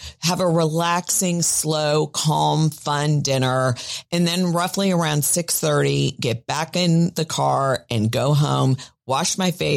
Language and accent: English; Miami, Florida, United States; I grew up in Miami.